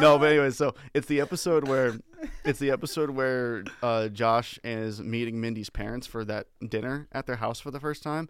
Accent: Washington, United States; now in Las Vegas, United States; I was born in Washington State

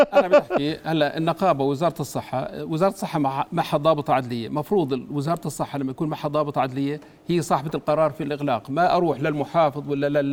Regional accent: Jordan; انا طبيب اردني

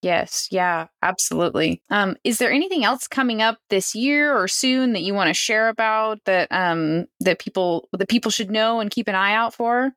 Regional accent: Eastern Washington, United States; I grew up in Eastern Washington.

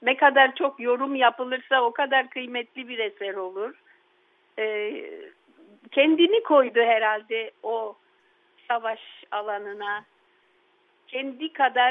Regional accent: Istanbul, Turkey; also born or lived in Yedikule, Istanbul; Bakırköy'de e, büyüdüğüm evde

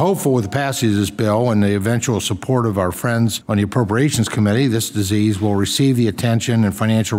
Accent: Pennsylvania, United States; the problem doesn't stop in my home state.

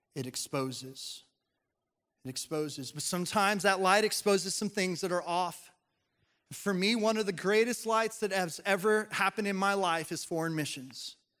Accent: Colorado, United States; when I was growing up in Colorado

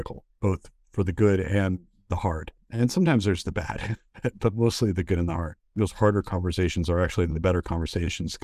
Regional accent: United States; because I'm an American

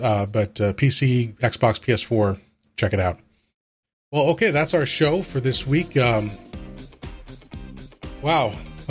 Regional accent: Buffalo, New York, United States; Everybody knows I'm a hockey fan. I'm from Buffalo.

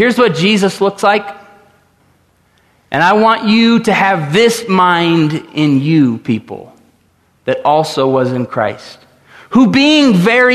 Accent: Tulsa, Oklahoma, United States; I grew up in Tulsa, Oklahoma, at 101st and Memorial

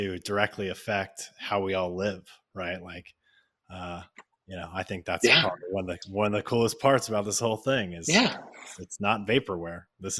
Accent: Northern California, United States; I'm from Northern California

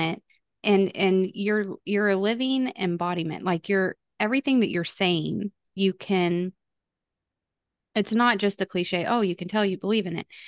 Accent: Texas, United States; I am from Texas, born and raised in Texas

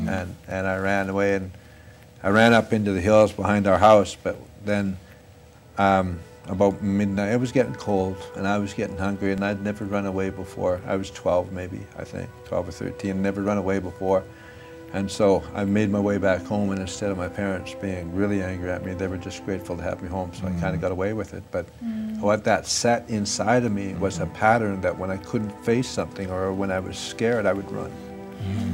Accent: Fort St. John, British Columbia, Canada; my hometown, Fort St. John

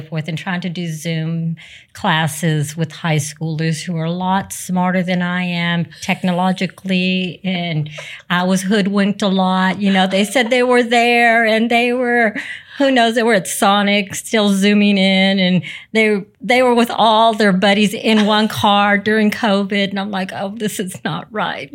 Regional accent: Raymondville, Texas, United States; we were raised in South Texas, uh, Raymondville, Texas, which is close to the Rio Grande Valley

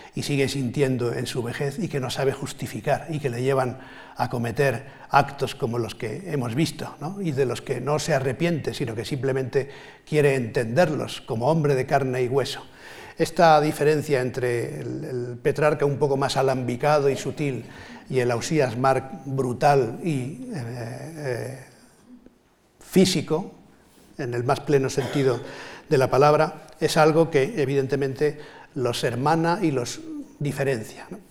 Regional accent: Catalonia, Spain; also born or lived in Valencia; aunque yo soy más valenciano, digamos, me siento más valenciano por razones familiares que catalán, que es lo que soy de nacimiento

